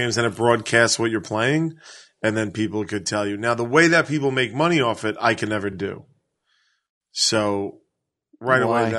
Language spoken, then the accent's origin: English; United States; I reserve the right as an American to fucking test something out.